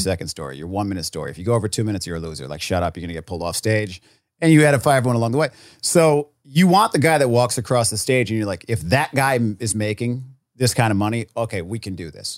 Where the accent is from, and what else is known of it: Rhode Island, United States